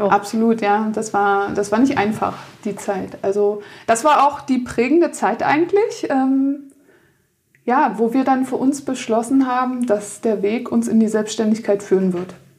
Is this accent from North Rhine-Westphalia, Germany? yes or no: no; Berlin, Germany; moved away as an adult; in meine Heimat nach Berlin